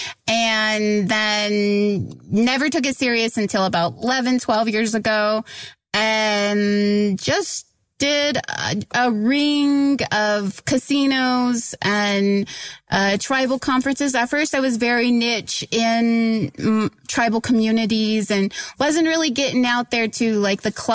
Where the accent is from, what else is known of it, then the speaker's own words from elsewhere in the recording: Oklahoma, United States; I grew up in Oklahoma